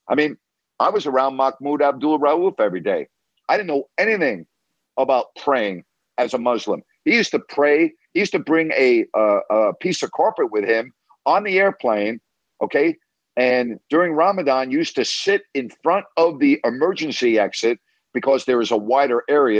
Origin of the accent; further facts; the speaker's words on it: Long Island, New York, United States; I actually grew up in a community on Long Island that had a very high Jewish population